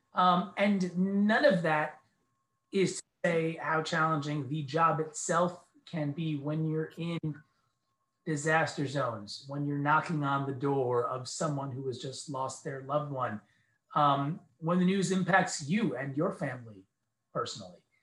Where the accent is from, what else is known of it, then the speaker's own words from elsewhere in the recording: New York, United States; also born or lived in Medellin, Colombia / San Diego, California / Bakersfield, California; now in Philadelphia, United States; I am originally from New York. I'm from the East Coast